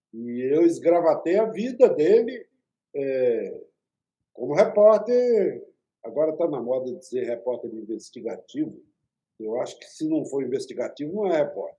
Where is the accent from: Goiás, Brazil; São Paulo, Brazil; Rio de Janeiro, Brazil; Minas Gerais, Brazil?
Minas Gerais, Brazil; eu sou mineiro